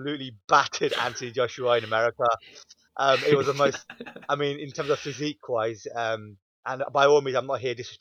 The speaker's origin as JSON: {"language": "English", "country": "United Kingdom", "said": "us being British fans"}